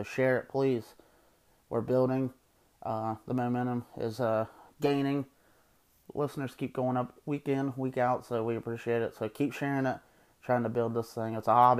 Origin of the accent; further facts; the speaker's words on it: Ohio, United States; growing up in Ohio